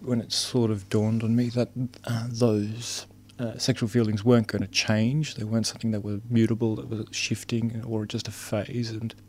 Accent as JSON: {"language": "English", "country": "Sweden", "said": "I'm from Sweden originally. My father was from Finland and my mother was from Sweden. My father immigrated to Sweden in the late 60s."}